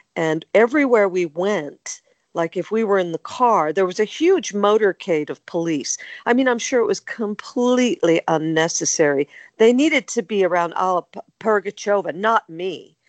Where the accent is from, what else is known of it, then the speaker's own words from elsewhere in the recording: United States; accent: American; moved away as an adult; now in United Kingdom; As you can tell by my accent, I'm American. Even though I'd lived in the UK since 1976